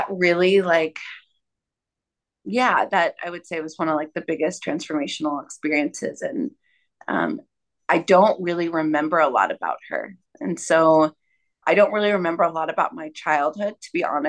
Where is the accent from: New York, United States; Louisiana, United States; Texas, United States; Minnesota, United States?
Texas, United States; Austin; moved away; I grew up in Austin, Texas